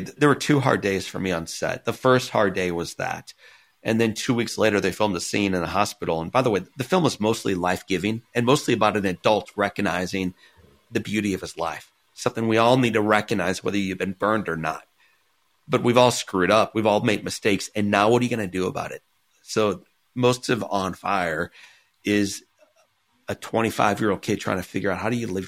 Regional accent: Missouri, United States; I grew up in Missouri

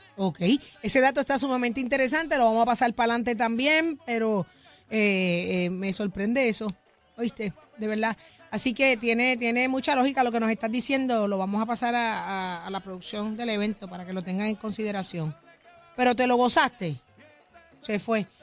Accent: Puerto Rico; como buenos puertorriqueños

